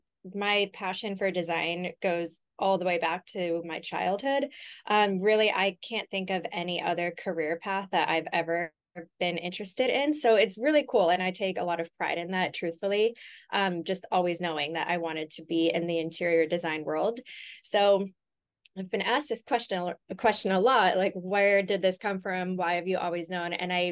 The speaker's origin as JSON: {"language": "English", "town": "Los Angeles", "region": "California", "country": "United States", "lives_now": "Austin, United States", "said": "I'm from LA originally. Okay. I bounced around here and there to a few different places, but I would call LA home."}